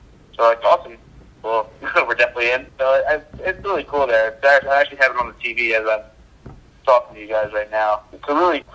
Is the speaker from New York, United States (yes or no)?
yes; Long Island, New York, United States; I'm from Long Island.